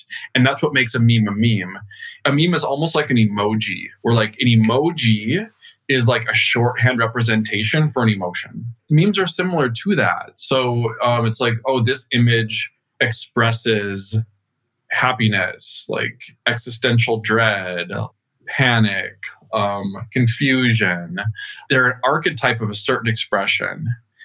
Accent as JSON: {"language": "English", "region": "rural Minnesota", "country": "United States", "tie": "born or raised there", "also_born_or_lived": "New York, United States", "moved": "as an adult", "said": "I grew up in Minnesota. I was born and raised in a very small town in rural Minnesota"}